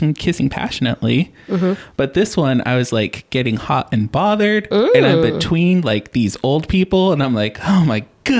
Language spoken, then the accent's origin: English; United States; Bad for me because I feel like a moron that I'm an American. I can't speak another